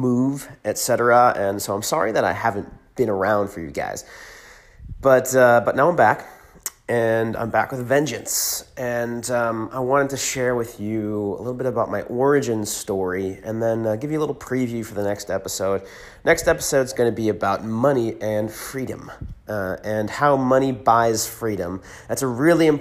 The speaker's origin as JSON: {"language": "English", "region": "California", "country": "United States", "tie": "born or raised there", "also_born_or_lived": "Hershey, Pennsylvania"}